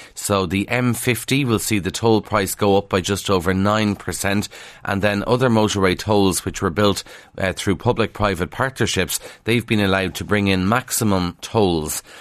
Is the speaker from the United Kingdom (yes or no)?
no; Kildare, Leinster, Ireland; accent: Kildare; I'm from Kildare, and it's a big struggle to sometimes pronounce the T H, because it's a lot easier not to, with the Kildare accent.